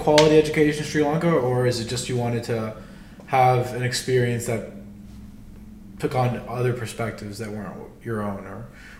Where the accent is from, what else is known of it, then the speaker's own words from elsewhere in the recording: Miami, Florida, United States; I'm from Miami, Florida.